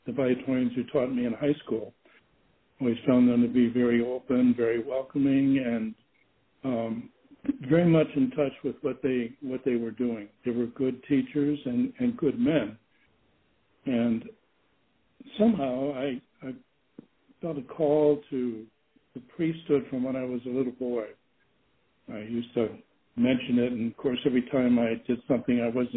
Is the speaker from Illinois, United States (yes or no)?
yes; Rock Island, Illinois, United States; I grew up in the Quad Cities. Actually, I was a student in Allman High School in Rock Island